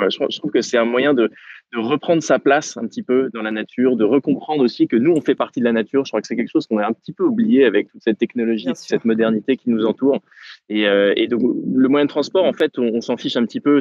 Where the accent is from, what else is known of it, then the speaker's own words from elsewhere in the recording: Normandy, France; je suis de Normandie